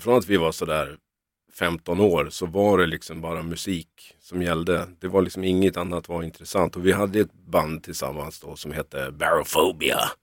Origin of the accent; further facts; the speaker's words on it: Norrland, Sweden; moved away as an adult; now in Stockholm, Sweden; Vi, vi är från Norrland